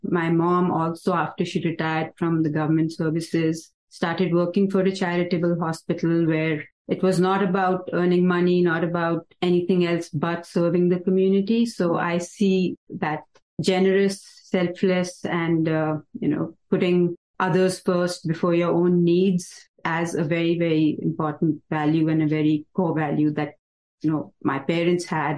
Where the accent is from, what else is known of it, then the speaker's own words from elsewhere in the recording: Mukteshwar, Uttarakhand, India; moved away as an adult; now in United States; So I grew up in Nainital district and in a small little town called Mukteshwar.